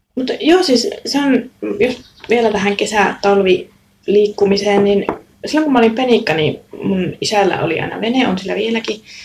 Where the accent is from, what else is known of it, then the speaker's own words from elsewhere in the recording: Raahe, North Ostrobothnia, Finland; moved away as an adult; Ja mä oon aina ollut niin raahelainen silloinkin, kun mä oon asunut muualla.